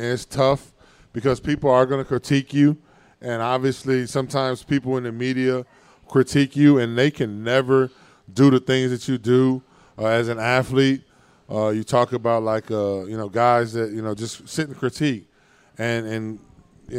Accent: Chicago, Illinois, United States; born or raised there

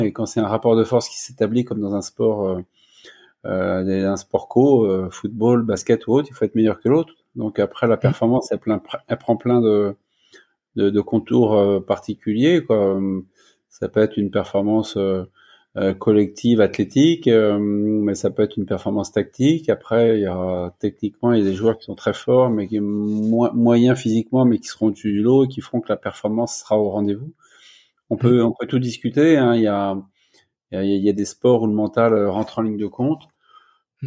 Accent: Angers, Pays de la Loire, France; moved away as an adult; also born or lived in Rennes; je suis angevin, je suis né à Angers, j'ai fait mon premier cycle, deuxième cycle de médecine à, à Angers

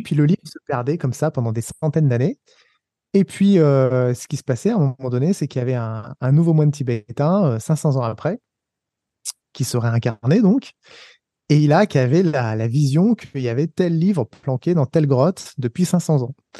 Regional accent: Savoie, Auvergne-Rhône-Alpes, France; moved away as an adult; also born or lived in Paris; moi, comme je suis savoyard

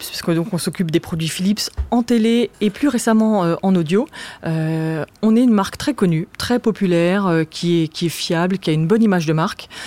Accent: Strasbourg, Grand Est, France; now in Paris, France; moi j'ai grandi, je, suis née à Paris, c'est vrai, mais j'ai grandi à Strasbourg euh, j'avais très envie de, vivre à Paris.

